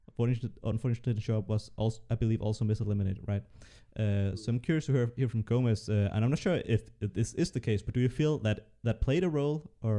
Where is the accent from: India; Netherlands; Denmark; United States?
Denmark; English is a second language; And I'm from Denmark, and even though, like, for a Dane, I speak English well